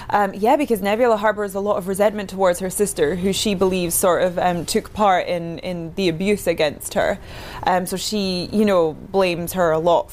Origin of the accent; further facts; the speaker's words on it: Inverness, Scotland, United Kingdom; Yes, I'm from Inverness, next to Loch Ness, from as of Loch Ness Monster fame.